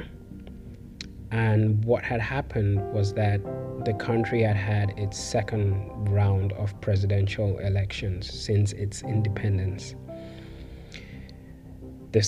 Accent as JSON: {"language": "English", "country": "Cameroon", "said": "as an English-speaking Cameroonian, an Anglophone"}